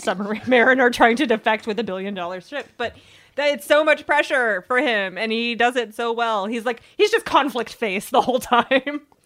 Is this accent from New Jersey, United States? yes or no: no; Virginia Beach, Virginia, United States; I grew up in Virginia Beach. My dad was in the Navy